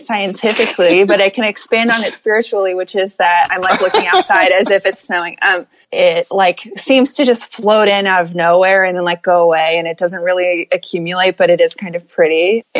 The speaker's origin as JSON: {"language": "English", "town": "Hurricane", "region": "West Virginia", "country": "United States", "said": "I'm from Hurricane, West Virginia."}